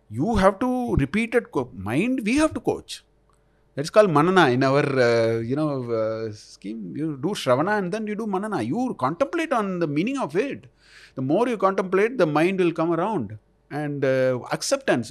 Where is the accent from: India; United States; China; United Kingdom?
India; I am already an Indian